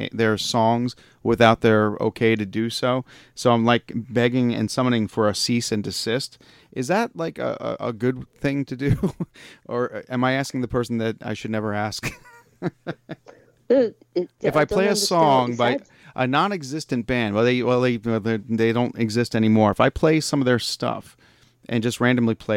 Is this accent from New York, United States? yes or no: yes; New York, United States; moved away as an adult; now in Pittsburgh, United States; I'm from New York originally. I'm a transplant here. 20 years in New York, 20 years here.